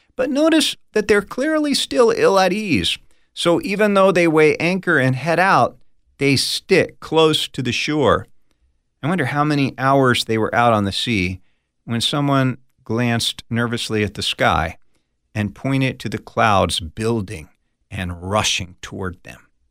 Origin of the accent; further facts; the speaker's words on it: United States; I grew up on the East Coast of the United States, right outside of Washington, D C